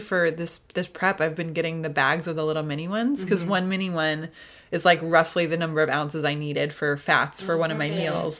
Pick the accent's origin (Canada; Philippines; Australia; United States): United States; Midwest; now in Southern California, United States; I'm from the Midwest